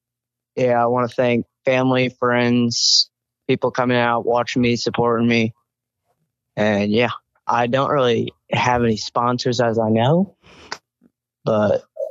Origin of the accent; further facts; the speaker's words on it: Perryville, Missouri, United States; and I'm from Perryville, Missouri.